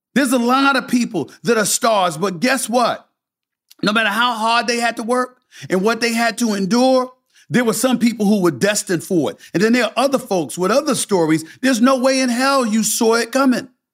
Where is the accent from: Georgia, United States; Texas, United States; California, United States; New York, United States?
New York, United States; New York City; also born or lived in Bronx, New York; I'm from Hollis, Queens. Born in the Bronx, raised in Hollis since I was one years old